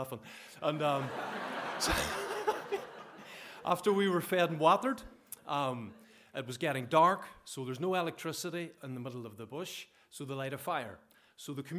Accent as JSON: {"language": "English", "town": "Bellaghy", "region": "Northern Ireland", "country": "United Kingdom", "also_born_or_lived": "Zambia", "said": "I come from Ballaghy in County Derry, so hopefully you understand my accent okay."}